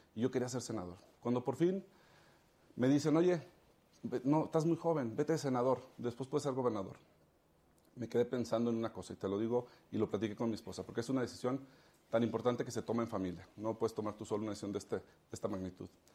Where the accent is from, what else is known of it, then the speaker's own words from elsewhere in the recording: León, Guanajuato, Mexico; León es donde es mi tierra